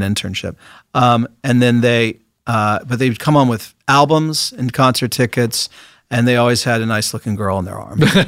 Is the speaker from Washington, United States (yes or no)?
yes; Seattle, Washington, United States; I grew up in Seattle, Washington.